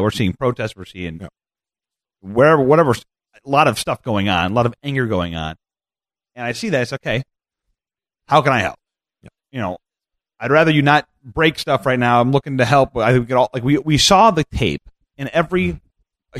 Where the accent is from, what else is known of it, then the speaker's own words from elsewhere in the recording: Iowa, United States; I grew up in Iowa